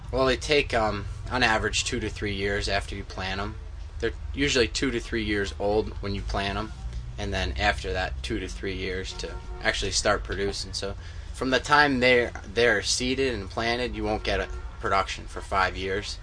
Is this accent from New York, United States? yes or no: yes; Milton, New York, United States; Milton, New York